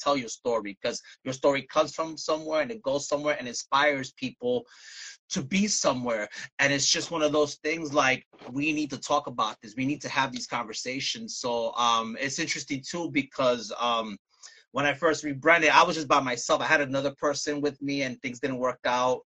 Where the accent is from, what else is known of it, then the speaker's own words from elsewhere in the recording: New York City, New York, United States; now in Bayonne, United States; I'm originally from Brooklyn, New York